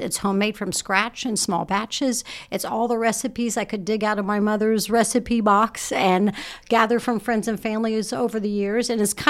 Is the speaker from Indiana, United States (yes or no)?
yes; Muncie, Indiana, United States; I actually grew up in the neighborhood across from The Crossing.